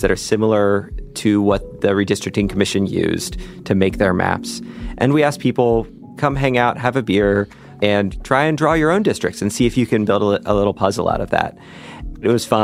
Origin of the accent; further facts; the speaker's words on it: Lexington, Kentucky, United States; Growing up in Lexington